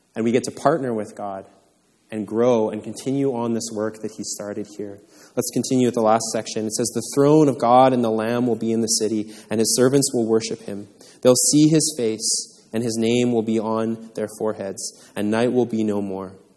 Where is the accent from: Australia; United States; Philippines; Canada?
Canada; I was born in Canada